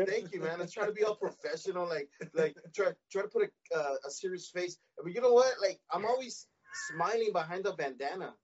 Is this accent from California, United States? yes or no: yes; Los Angeles, California, United States; I was born and raised in Boyle Heights. I still live here uh, 323 area code